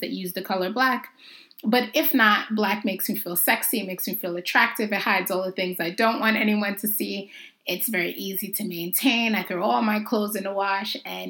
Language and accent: English; Jamaica; I'm Jamaican